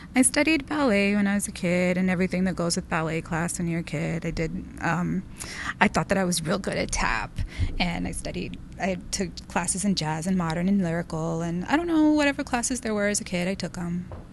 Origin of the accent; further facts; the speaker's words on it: Del Rio, Texas, United States; I was born in Del Rio, Texas, on the border